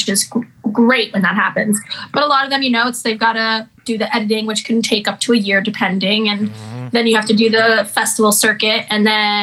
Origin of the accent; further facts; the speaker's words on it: Chatham, New York, United States; also born or lived in Brooklyn, New York; I grew up in Brooklyn and in Chatham, New York